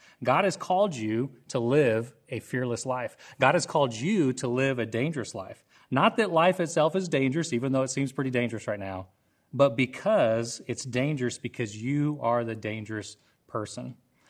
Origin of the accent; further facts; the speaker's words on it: Oklahoma, United States; also born or lived in Costa Rica; So if I talked to somebody on the phone, they didn't know that I wasn't Costa Rican. Well, when I moved back to Oklahoma, I blend right in with everybody else.